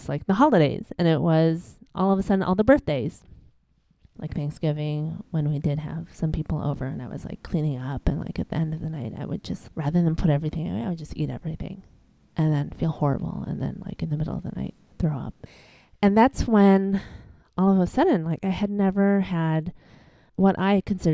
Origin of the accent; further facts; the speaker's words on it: Chicago, Illinois, United States; moved away as an adult; also born or lived in New Hampshire; I'm born and raised in Chicago.